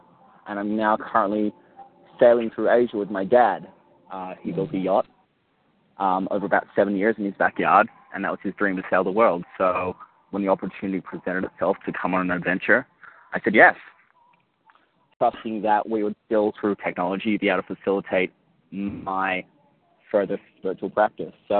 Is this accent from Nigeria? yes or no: no; Australia; moved away as an adult; now in Los Angeles, United States; I grew up in Australia, and then I spent the last 3.5 years living in L.A.